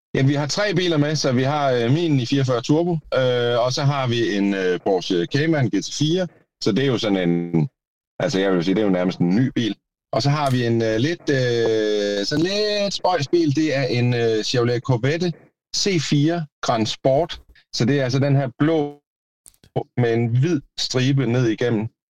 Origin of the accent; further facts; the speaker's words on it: Denmark; jeg er også fra Jylland